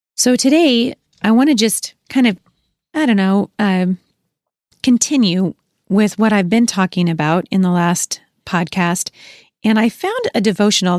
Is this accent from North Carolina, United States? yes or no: no; Gresham, Oregon, United States; also born or lived in Portland, Oregon / Boring, Oregon; now in Washington State, United States; I was born in Portland, Oregon, raised, uh, in Gresham and Boring, Oregon